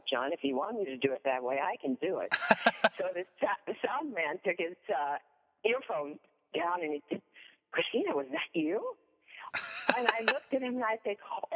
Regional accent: Sweden; accent: Swedish; moved away as an adult; also born or lived in Hollywood; I go home to Sweden

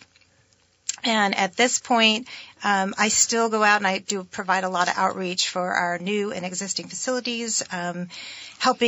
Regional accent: Barre, Vermont, United States; It was a pasta company in my hometown of Barre, Vermont.

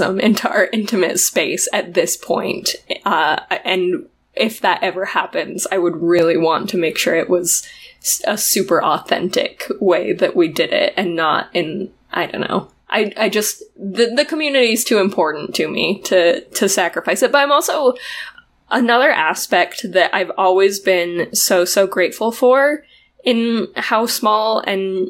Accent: Utah, United States; moved away as an adult; now in New Mexico, United States; Emily and I are originally from Utah. We grew up for the most part there

